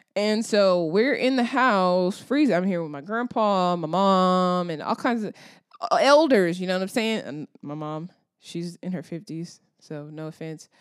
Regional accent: Texas, United States; I'm from Texas

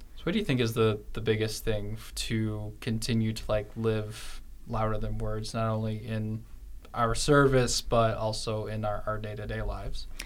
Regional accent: Illinois, United States; I'm from Illinois

